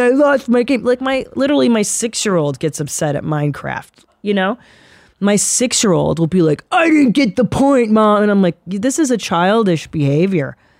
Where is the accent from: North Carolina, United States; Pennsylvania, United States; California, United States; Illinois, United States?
California, United States; Los Angeles; born or raised there